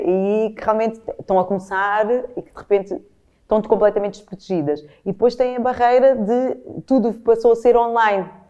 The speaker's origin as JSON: {"language": "Portuguese", "country": "Portugal", "said": "costumo autodefinir com muitas vezes como portuguesa"}